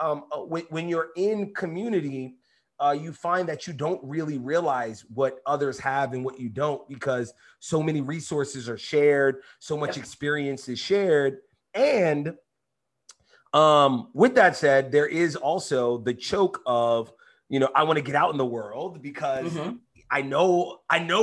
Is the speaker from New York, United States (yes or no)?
yes; New York City, New York, United States; I grew up in East New York, in Brooklyn, in New York City.